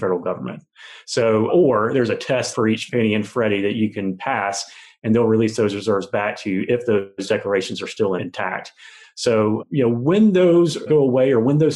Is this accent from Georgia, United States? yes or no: yes; Georgia, United States; also born or lived in Birmingham, Alabama; now in Atlanta, United States; Born and raised in Georgia, South, Middle, and North Georgia.